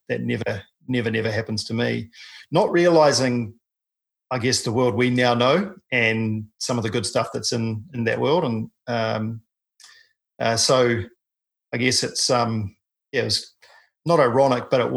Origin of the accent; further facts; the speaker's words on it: New Zealand; I'm a paraplegic from New Zealand